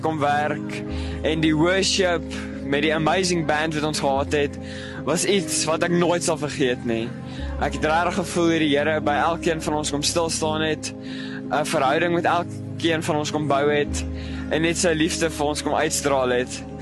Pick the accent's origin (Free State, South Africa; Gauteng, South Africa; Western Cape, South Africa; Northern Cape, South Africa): Gauteng, South Africa; Vanderbijlpark; Ek kom van Gauteng af by van der Bylpark